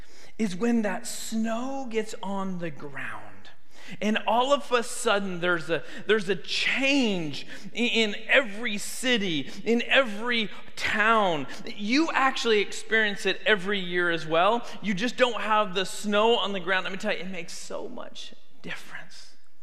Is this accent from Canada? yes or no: yes; Canada; But I grew up in Canada